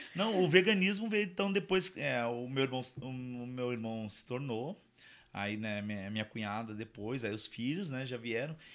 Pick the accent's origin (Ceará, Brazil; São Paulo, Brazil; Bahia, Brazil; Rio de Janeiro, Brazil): São Paulo, Brazil; now in Jundiaí, Brazil; a minha família é de lá, eu não sou, né? Eu sou, eu sou paulistano